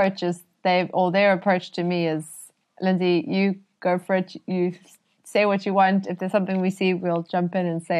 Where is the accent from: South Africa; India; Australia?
South Africa; Cape Town, Western Cape; I'm from Cape Town